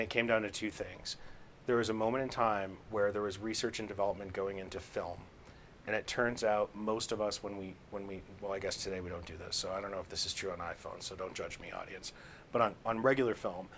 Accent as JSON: {"language": "English", "town": "Victor", "region": "New York", "country": "United States", "tie": "born or raised there", "also_born_or_lived": "Boston", "moved": "yes", "said": "I grew up more in the farm side of that. So I grew up in a place called Victor. So that would be kind of like the southeast side of Rochester."}